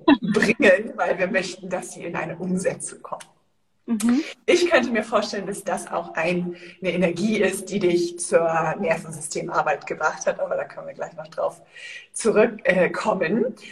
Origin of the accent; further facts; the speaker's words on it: Northern Germany, Germany; now in Andalusia, Spain; ich komme ja aus Norddeutschland